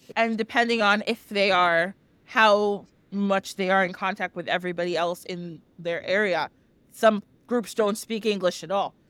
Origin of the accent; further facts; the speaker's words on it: United States; I grew up in the United States